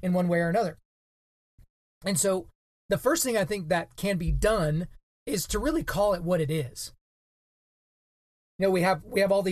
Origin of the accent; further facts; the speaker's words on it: Oklahoma, United States; my home state of Oklahoma